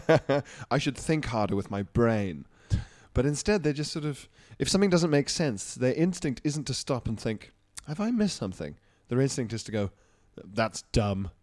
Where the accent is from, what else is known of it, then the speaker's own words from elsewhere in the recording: Isle of Man; moved away; also born or lived in Johannesburg, South Africa; growing up on the Isle of Man